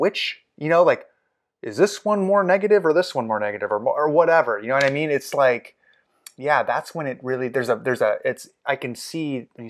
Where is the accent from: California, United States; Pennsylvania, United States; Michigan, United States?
California, United States; Los Angeles; I mean, I grew up in the South Bay of Los Angeles.